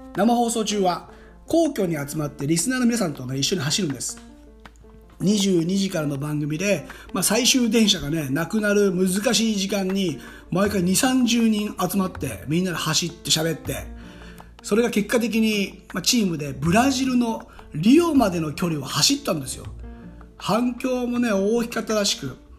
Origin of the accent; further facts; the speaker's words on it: Hamamatsu, Shizuoka, Japan; 僕の地元浜松市